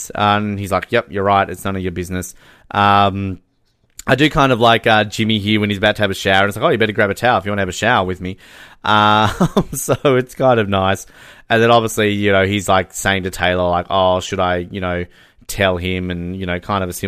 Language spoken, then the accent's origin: English; Australia; As an Australian